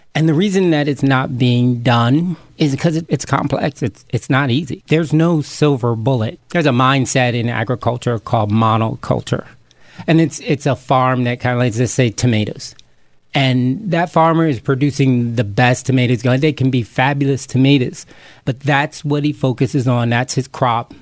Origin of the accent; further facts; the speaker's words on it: Camden, New Jersey, United States; being a kid growing up in Camden, New Jersey